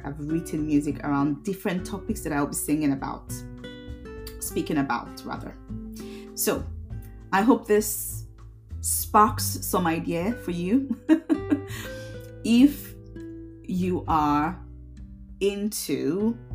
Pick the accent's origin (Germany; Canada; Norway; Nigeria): Nigeria; now in Derby, United Kingdom; I come from a little town in the UK called Derby. I'm originally from Nigeria